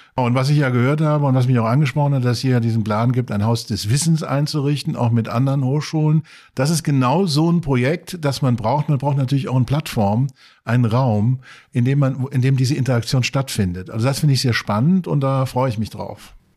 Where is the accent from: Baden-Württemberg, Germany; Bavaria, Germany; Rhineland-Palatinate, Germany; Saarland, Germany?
Saarland, Germany; now in Maastricht, Netherlands; Ich komme eigentlich aus dem Saarland, auch eine alte Kohle- und Stahlregion